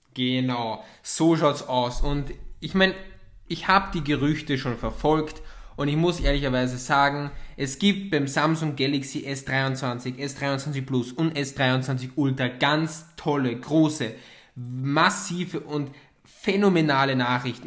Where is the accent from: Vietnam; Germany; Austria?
Austria; bei uns in Österreich